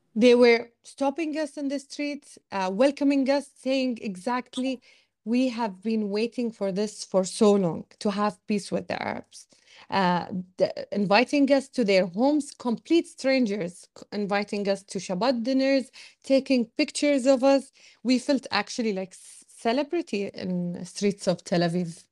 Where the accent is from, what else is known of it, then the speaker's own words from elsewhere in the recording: Bahrain; also born or lived in Australia; I was born in Bahrain and raised in Bahrain, but, and lived my whole life in Bahrain, um, but except for five years where I studied abroad in Australia.